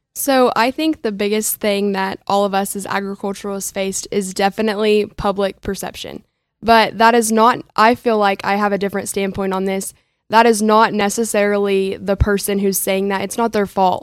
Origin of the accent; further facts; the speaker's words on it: Minco, Oklahoma, United States; I am from Minko, Oklahoma